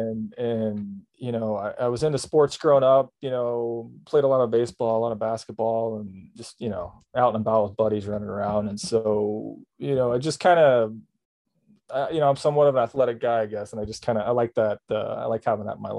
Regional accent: Southeast Kansas, United States; growing up in Southeast Kansas, there's not a lot of mountains around

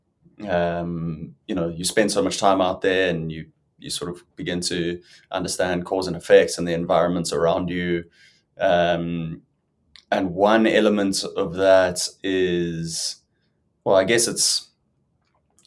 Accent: South Africa; I'm South African, as you may or may not have guessed. I grew up in the water, in the ocean all the time

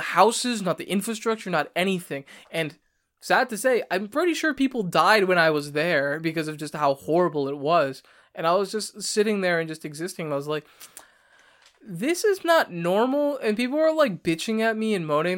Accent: United States; also born or lived in New York; as an American

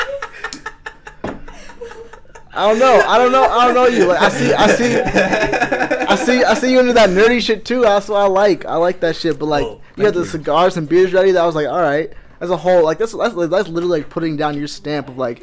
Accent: Iowa, United States; born or raised there; also born or lived in Los Angeles, California

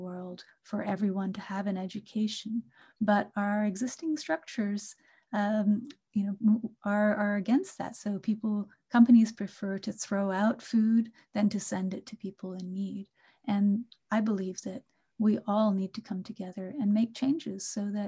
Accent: Kolkata, West Bengal, India; born or raised there; moved away; also born or lived in England / Canada

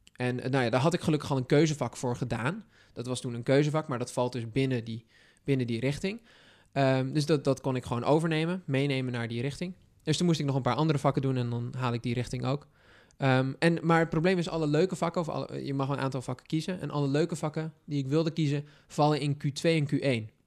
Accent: Texel, North Holland, Netherlands; moved away; ik kom van Texel

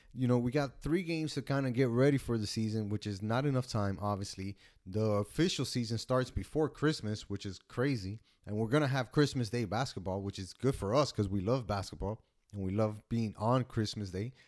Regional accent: United States; as an American

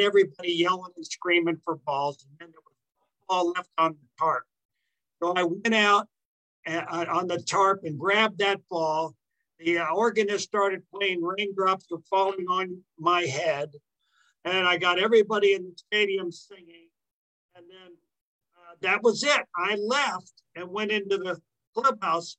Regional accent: California, United States; also born or lived in Tennessee; I actually grew up in California, although I wasn't born. I was born in Tennessee. But I grew up in California

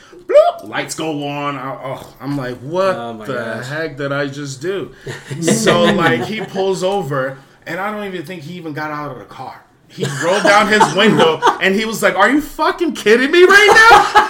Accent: Boston, Massachusetts, United States; moved away as an adult; I'm not from here. I'm from Boston.

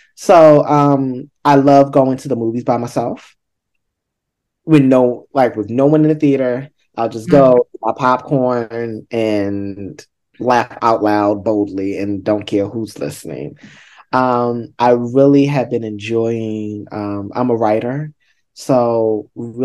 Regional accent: Baltimore, Maryland, United States; I'm from Baltimore

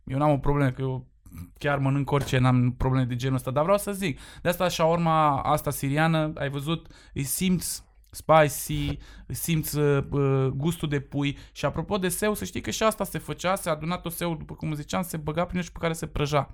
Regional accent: Transylvania, Romania; la mine da. nu existau spice-uri în Ardeal

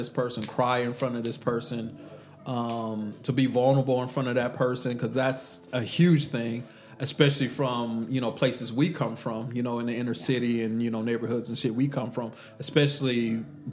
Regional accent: Texas, United States; I'm from Texas

